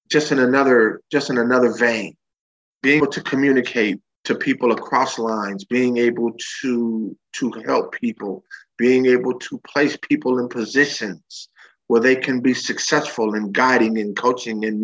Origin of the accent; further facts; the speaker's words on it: Bay Area, California, United States; I was born and raised in California, uh, Bay Area boy.